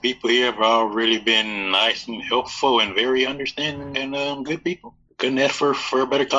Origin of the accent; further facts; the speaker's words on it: Georgia, United States; I'm from Georgia.